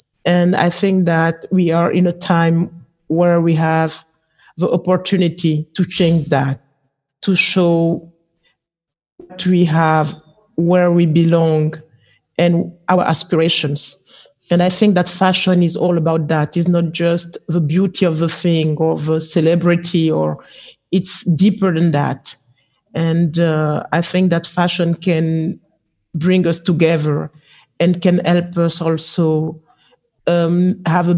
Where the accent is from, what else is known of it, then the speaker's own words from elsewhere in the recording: Mali; I'm from Mali, and I'm a textile and fashion designer